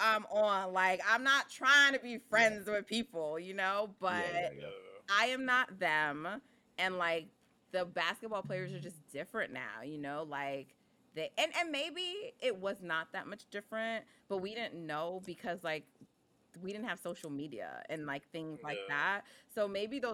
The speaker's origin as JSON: {"language": "English", "region": "New York", "country": "United States", "said": "I'm from New York. I'm Jamaican"}